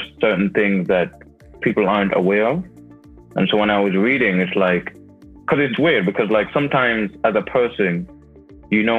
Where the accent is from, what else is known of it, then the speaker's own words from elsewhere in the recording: Jamaica; moved away; also born or lived in United Kingdom; I was born in Jamaica.